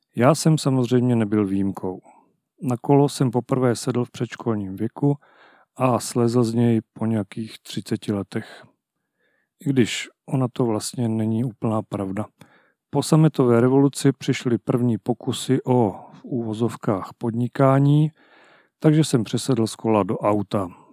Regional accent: Haná, Olomouc Region, Czechia; moved away; Jsem kluk z Hané. Strávil jsem tam více než půlku svého života

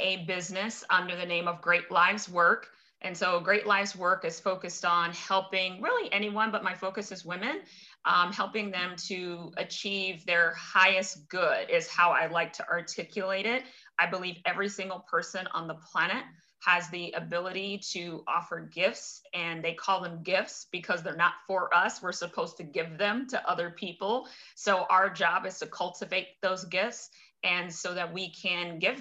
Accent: Cincinnati, Ohio, United States; moved away as an adult; also born or lived in Minneapolis / St. Paul / Chicago; I'm born and raised in Cincinnati

